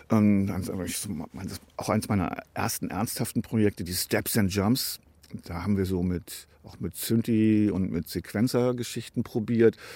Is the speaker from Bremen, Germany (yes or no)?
yes; Bremen, Germany; Und als Bremer gibt es natürlich nur eine Mannschaft, die habe ich mir nicht ausgesucht.